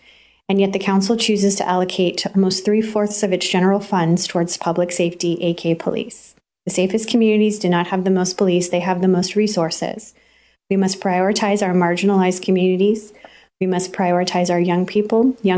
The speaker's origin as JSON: {"language": "English", "town": "Turlock", "region": "California", "country": "United States", "also_born_or_lived": "Central Valley", "said": "I am from Turlock, California, but I have longtime roots in the Central Valley."}